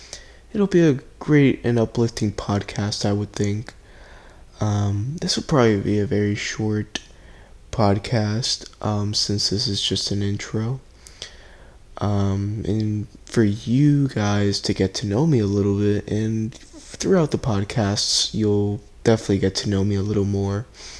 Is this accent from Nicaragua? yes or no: no; Puerto Rico; I'm originally from Puerto Rico. I know I don't sound like it, but, but I can assure you guys that I am. You know, great island, miss my family over there.